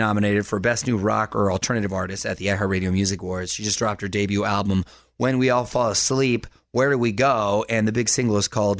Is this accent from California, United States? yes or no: yes; San Diego, California, United States; moved away as an adult; now in Los Angeles, United States; we're practically neighbors where we grew up in San Diego